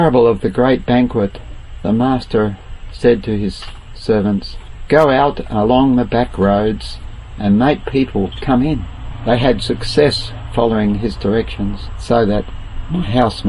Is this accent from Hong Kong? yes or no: no; Murray Bridge, South Australia, Australia; moved away as an adult; now in Northern Territory, Australia; Murray Bridge was my birthplace, and I started in a caravan on the Murray River, and I'm still in the caravan up here in Northern Territory